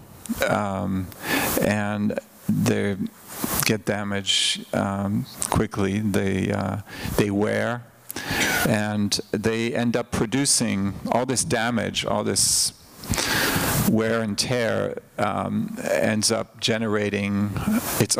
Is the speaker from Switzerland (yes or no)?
yes; Switzerland; moved away; I grew up in Switzerland, where we didn't have thrift stores